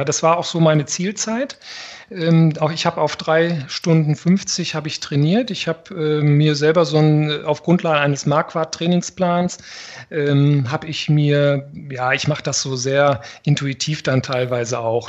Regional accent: Northern Germany, Germany; als Norddeutscher

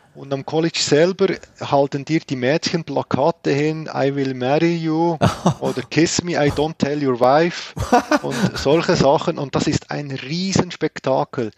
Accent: Grenchen, Solothurn, Switzerland; Also ich komme aus dem Kanton Solothurn. In Grenchen bin ich zu Hause.

